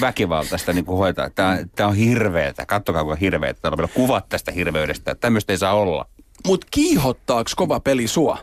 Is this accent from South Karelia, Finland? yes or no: no; Oulu, North Ostrobothnia, Finland; moved away as an adult; now in Helsinki, Finland; mä oon Oulusta kotoisin, mä kävin lapsena katsomassa joskus kärppäpelejä